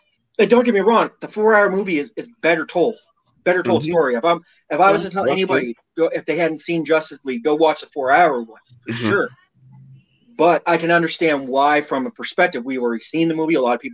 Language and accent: English; Canada; I'm Canadian